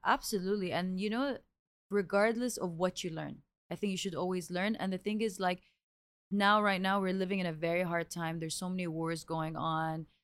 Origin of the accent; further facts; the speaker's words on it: Abu Dhabi, United Arab Emirates; growing up, I grew up in Abu Dhabi